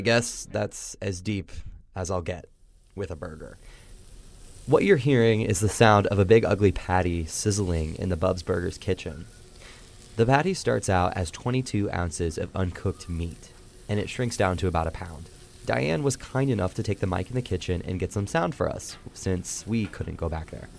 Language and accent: English; Indiana, United States; born or raised there